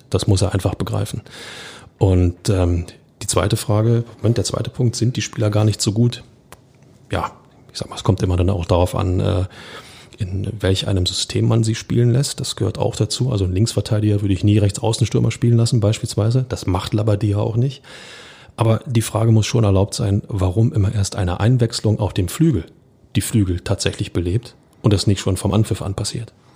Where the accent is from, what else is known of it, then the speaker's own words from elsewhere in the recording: Berlin, Germany; als Berliner